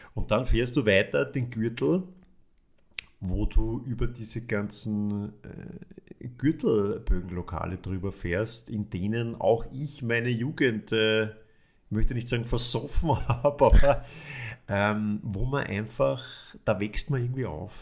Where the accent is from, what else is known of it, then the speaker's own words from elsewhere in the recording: Vienna, Austria; als Wiener